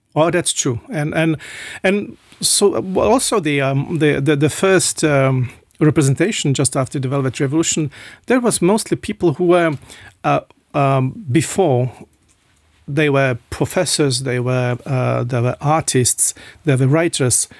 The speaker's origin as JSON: {"language": "English", "town": "Liberec", "region": "Liberec Region", "country": "Czechia", "tie": "born or raised there", "second_language": "English", "moved": "as an adult", "lives_now": "Luxembourg", "said": "my hometown, in, in Liberec, in, in, uh, north of Czechia"}